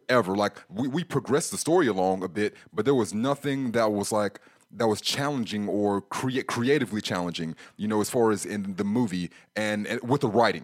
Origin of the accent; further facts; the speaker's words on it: United States; as an American who was around some years ago